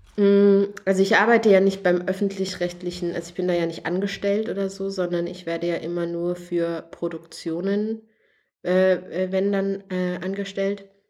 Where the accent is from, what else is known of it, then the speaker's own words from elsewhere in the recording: Thuringia, Germany; moved away; also born or lived in Canada; ich komme aus Thüringen, also in meiner Heimat